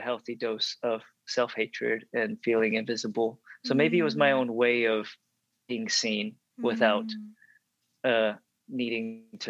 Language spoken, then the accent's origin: English; Dallas, Texas, United States; So at the time, growing up in the Dallas area, if you look at any JCPenney or Dillard's catalog from like the late 80s to early 90s, if there's an Asian kid in there, that's me.